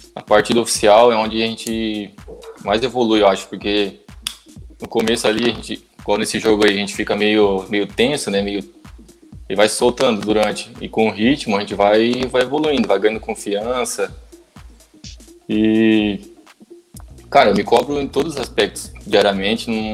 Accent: Joinville, Santa Catarina, Brazil; eu sou daqui, sou torcedor, minha família toda

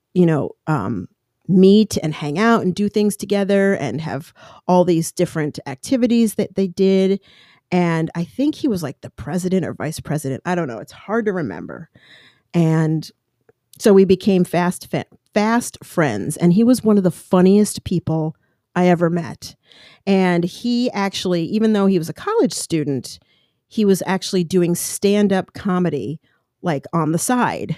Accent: Colorado, United States; moved away as an adult; also born or lived in Long Island, New York / New York City; now in California, United States; Growing up in Colorado, I love mountains, even living in California.

